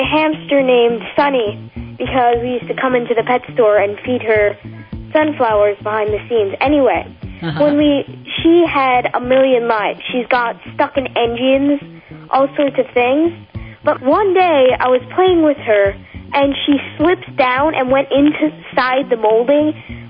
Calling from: Sarasota, Florida, United States; Sarasota, Florida.

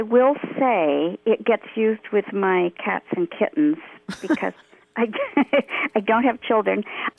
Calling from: central New York near Cooperstown, United States; I'm calling from central New York near Cooperstown.

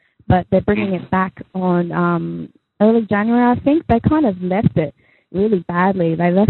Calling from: Australia; It's like 6:30 in the morning here. I'm calling from Australia.

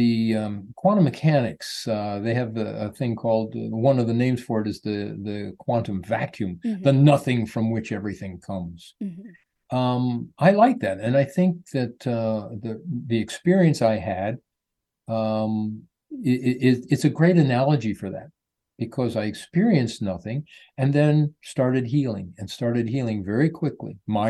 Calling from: Sarasota, Florida, United States; I'm in Sarasota, Florida. It's a nice little town that's growing like crazy, but we're doing very well here.

